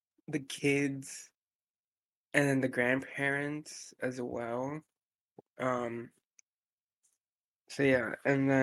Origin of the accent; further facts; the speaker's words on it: United States; I'm the first American out of, I don't know how many generations, to be honest. My family were the first ones to migrate over